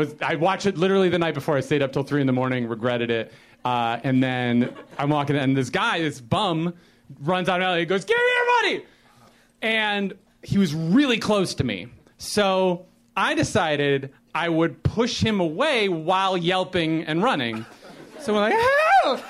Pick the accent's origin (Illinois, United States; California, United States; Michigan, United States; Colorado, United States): Illinois, United States; Chicago; moved away as an adult; now in Los Angeles, United States; I grew up in Chicago and I lived there my whole life. I only moved here to L.A. in January